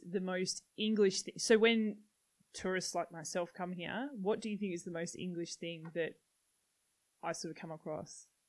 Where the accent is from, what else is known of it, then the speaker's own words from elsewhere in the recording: Melbourne, Victoria, Australia; I'm from Melbourne and that's what we're known for.